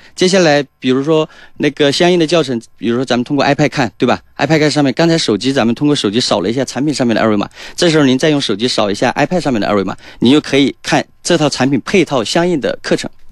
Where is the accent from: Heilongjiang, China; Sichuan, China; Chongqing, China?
Chongqing, China; moved away as an adult; also born or lived in Zhejiang / Shanghai / Jiangsu / Guangzhou; 第一站是到浙江，就是咱们浙江，因为我是重庆人